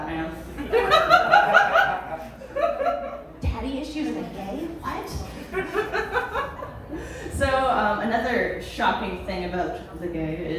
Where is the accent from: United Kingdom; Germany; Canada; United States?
Canada; Welland, Ontario; moved away; I am from Welland